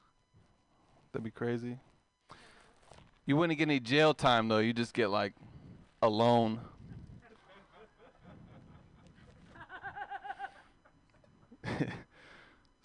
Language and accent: English; Oakland, California, United States; I'm from East Oakland. There's not a lot of white people out there